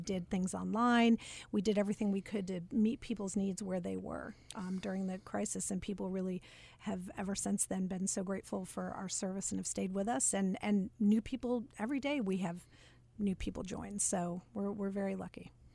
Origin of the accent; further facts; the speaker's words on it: Charlotte, North Carolina, United States; moved away as an adult; also born or lived in West Hartford, Connecticut; I actually moved to Connecticut from Charlotte